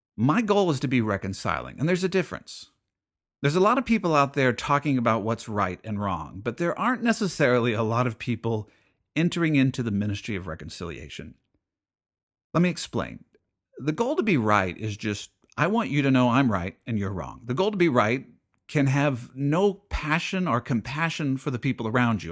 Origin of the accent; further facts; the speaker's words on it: United States; as an American